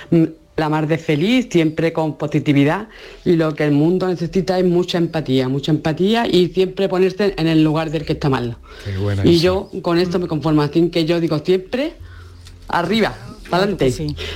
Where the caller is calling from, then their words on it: Ronda, Andalusia, Spain; Pues mira … de Ronda.